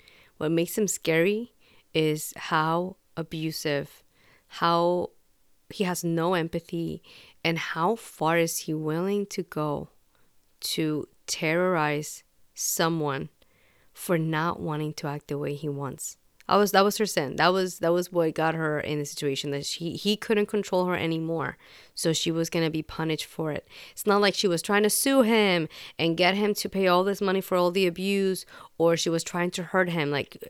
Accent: Puerto Rico; Growing up in Puerto Rico, I, especially as a kid, like when I was living there, you would hear stories.

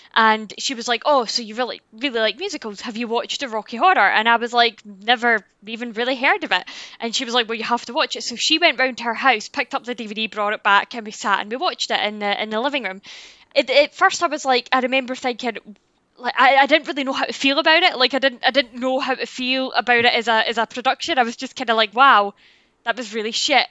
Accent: Scotland, United Kingdom; I am Scottish.

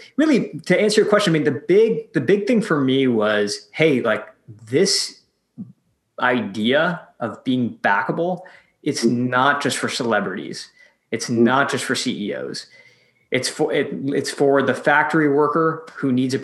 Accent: Michigan, United States; moved away as an adult; also born or lived in San Francisco; moved back from San Francisco to my hometown in Michigan

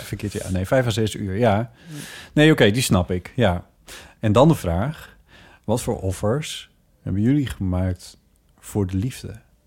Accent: Friesland, Netherlands; moved away as an adult; also born or lived in Groningen; now in Amsterdam, Netherlands; toen ik in Friesland woonde en jong was

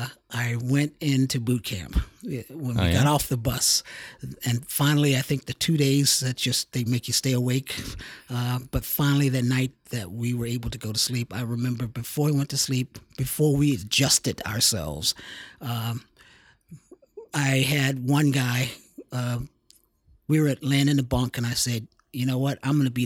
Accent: Washington, District of Columbia, United States; Washington, D.C.

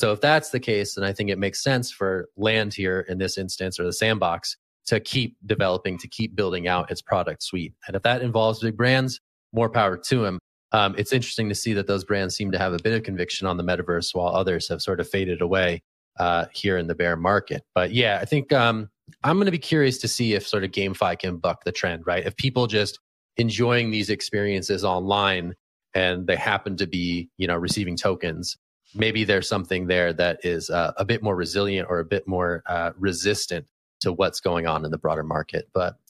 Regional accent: California, United States; born there; So as a Californian by birth, I'm all in.

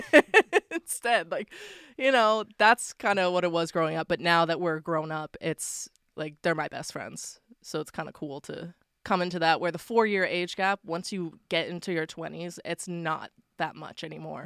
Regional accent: Waverley, Nova Scotia, Canada; I grew up in Waverly

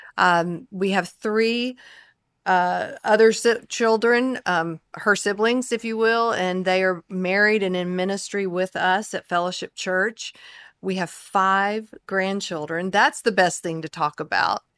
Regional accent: the Carolinas, United States; moved away as an adult; now in Dallas, United States; I grew up also in the Carolinas

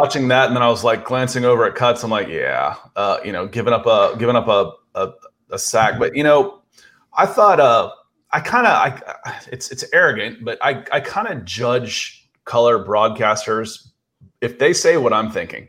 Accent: Georgia, United States; I moved to Georgia in seventy-eight. My parents moved me down here when I was five

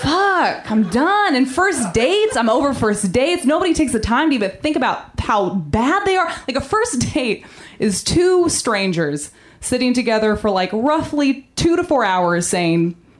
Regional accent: Maine, United States; No, Maine. I'm from Maine.

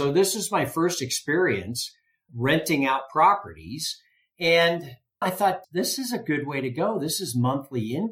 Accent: San Francisco, California, United States; moved away as an adult; now in Reno, United States; I grew up in the Bay Area

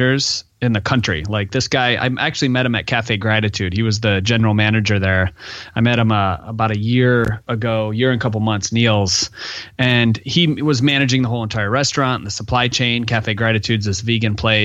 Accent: Michigan, United States; I'm from Michigan

